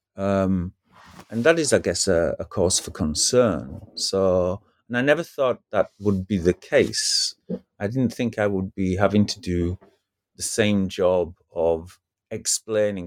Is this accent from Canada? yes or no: no; United Kingdom; as a British person